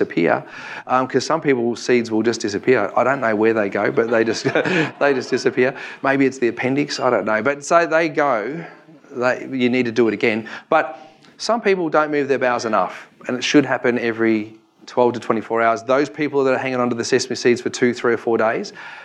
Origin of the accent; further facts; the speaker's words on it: Victoria, Australia; I'm from Victoria